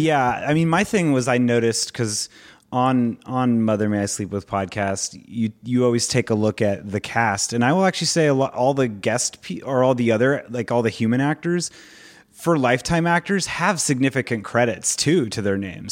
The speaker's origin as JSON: {"language": "English", "area": "Orange County", "region": "California", "country": "United States", "tie": "born or raised there", "said": "I grew up in Orange County with all, like, Asian and Indian friends"}